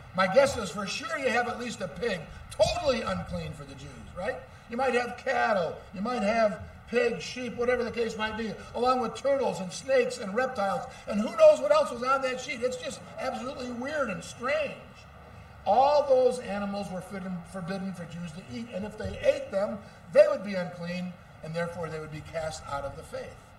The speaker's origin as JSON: {"language": "English", "town": "Muskegon", "region": "Michigan", "country": "United States", "tie": "born or raised there", "said": "I grew up in Muskegon, Michigan"}